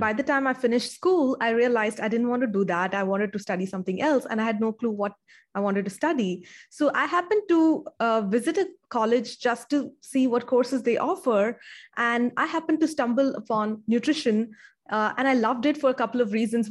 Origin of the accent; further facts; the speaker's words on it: India; I, uh, grew up in India and I still live in India.